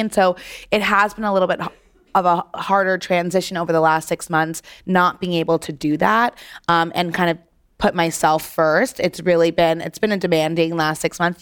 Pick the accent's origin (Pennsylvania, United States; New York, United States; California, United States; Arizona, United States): New York, United States; New York City; growing up in New York City, I knew the places I wanted to go to get blowouts